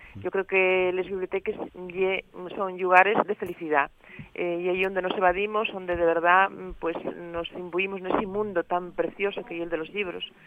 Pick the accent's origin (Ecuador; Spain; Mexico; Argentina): Spain; Asturias